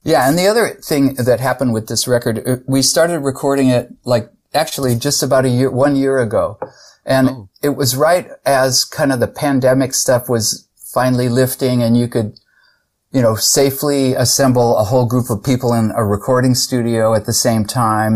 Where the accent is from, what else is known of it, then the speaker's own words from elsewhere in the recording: San Jose, California, United States; I grew up in San Jose, California